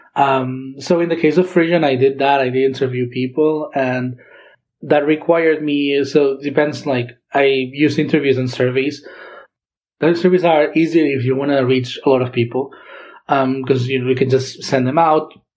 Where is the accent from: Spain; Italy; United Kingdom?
Spain; Girona, Catalonia; first language Catalan; English is a second language; moved away as an adult; now in Santa Barbara, United States; I come from Girona in Catalonia